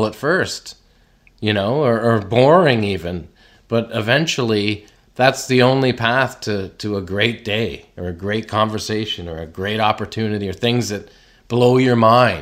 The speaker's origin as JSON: {"language": "English", "country": "Canada", "tie": "born or raised there", "said": "growing up in Canada"}